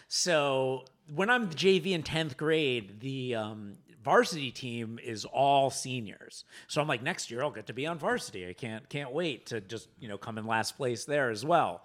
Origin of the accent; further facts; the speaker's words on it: Boca Raton, Florida, United States; also born or lived in New York City; now in Los Angeles, United States; growing up in Boca Rat, as a Jew in Boca Raton